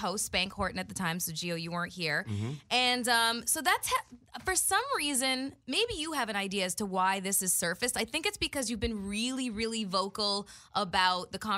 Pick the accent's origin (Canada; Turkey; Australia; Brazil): Canada; moved away as an adult; now in United States; when I first moved to the States, I'm from Canada.